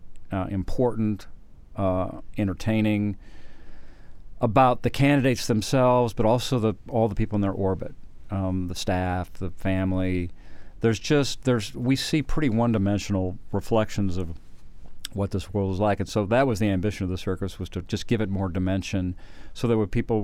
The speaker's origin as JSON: {"language": "English", "region": "Colorado", "country": "United States", "tie": "born or raised there", "moved": "yes", "lives_now": "Austin, United States", "said": "I grew up in Colorado"}